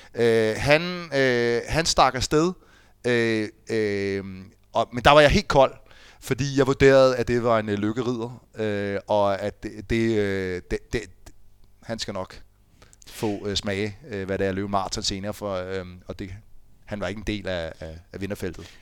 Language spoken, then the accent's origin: Danish; Fredensborg, Capital Region of Denmark, Denmark; moved away; jeg er jo fra Fredensborg. Mine forældre bor stadig i Fredensborg